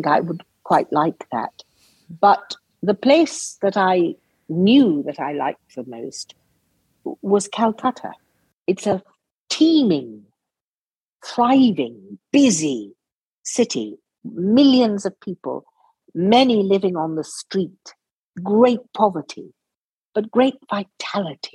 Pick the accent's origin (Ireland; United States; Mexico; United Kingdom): United Kingdom; England; From England